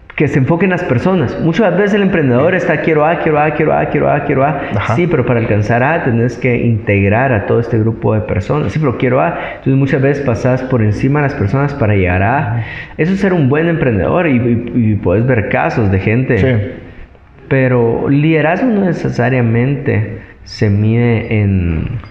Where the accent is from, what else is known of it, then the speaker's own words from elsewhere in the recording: Guatemala; guatemaltecos que somos